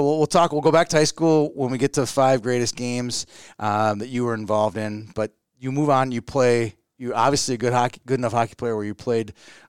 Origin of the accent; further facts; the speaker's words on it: Minneapolis, Minnesota, United States; I grew up in Kenwood, right by the school, right?